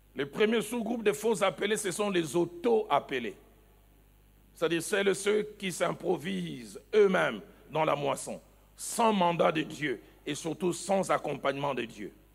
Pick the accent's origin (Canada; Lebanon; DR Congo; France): DR Congo; the East, eastern DR Congo; also born or lived in Kinshasa; chez nous, à l'Est